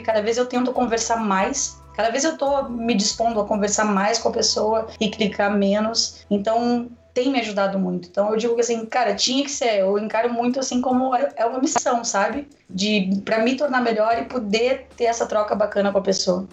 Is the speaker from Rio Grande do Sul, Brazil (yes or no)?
yes; Porto Alegre, Rio Grande do Sul, Brazil; Eu sou natural de Porto Alegre, estou morando no interior, numa cidade chamada Amaral, bem pequenininho, no norte do estado.